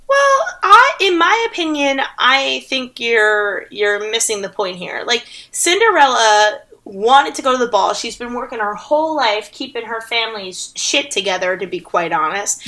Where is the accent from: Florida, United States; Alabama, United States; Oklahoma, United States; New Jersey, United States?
New Jersey, United States; I'm from New Jersey.